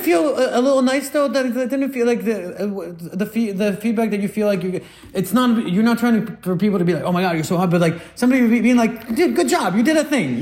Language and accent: English; Guatemala; now in United States; I come from Guatemala